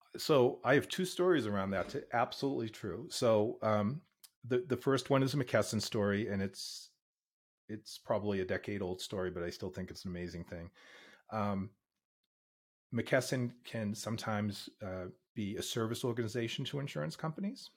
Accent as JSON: {"language": "English", "town": "Boston", "region": "Massachusetts", "country": "United States", "tie": "born or raised there", "moved": "yes", "lives_now": "Pittsburgh, United States", "said": "I grew up in Boston, but I've been in Pittsburgh for fifteen years."}